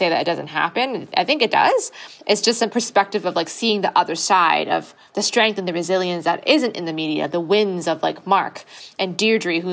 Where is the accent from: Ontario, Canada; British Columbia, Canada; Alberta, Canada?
British Columbia, Canada; Vancouver; I'm born and raised in Vancouver